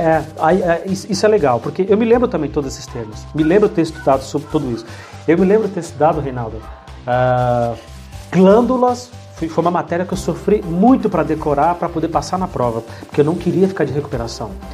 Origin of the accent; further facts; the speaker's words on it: São Paulo, Brazil; also born or lived in Bahia; Eu sou baiano, mas eu não conheço nada da Bahia. Então eu fui morar a partir de 11, 12 anos na Bahia e com 15 eu voltei para São Paulo. E tô aqui até hoje